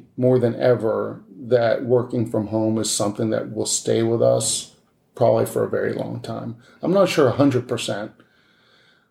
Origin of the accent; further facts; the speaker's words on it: outside of Boston, Massachusetts, United States; moved away; I grew up outside of Boston